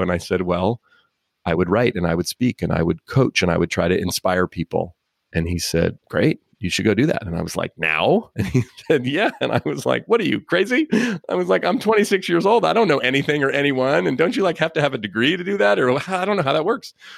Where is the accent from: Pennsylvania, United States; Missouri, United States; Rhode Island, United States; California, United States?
California, United States; Oakland; I grew up in Oakland, California